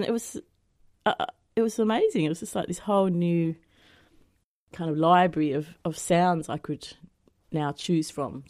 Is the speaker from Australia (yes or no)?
yes; Devonport, Tasmania, Australia; moved away as an adult; Yeah, that's right. Yeah, I grew up there in Devonport, and then I left when I was 18 and gallivanted around for 31 years, and then last December, about 5 months ago, I moved back.